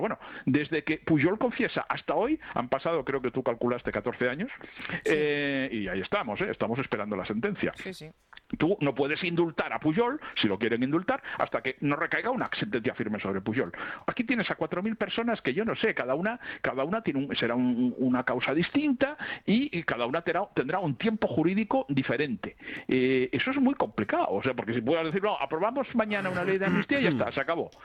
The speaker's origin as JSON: {"language": "Spanish", "region": "Catalonia", "country": "Spain", "said": "yo vivo en Barcelona y soy catalán"}